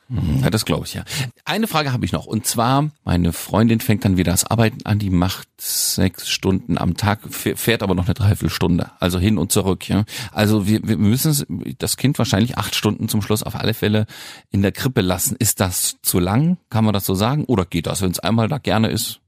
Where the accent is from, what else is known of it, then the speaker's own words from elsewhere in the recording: the West, West Germany, Germany; ich komme nur aus dem Westen, da gab es früher Kindergarten ab drei Jahren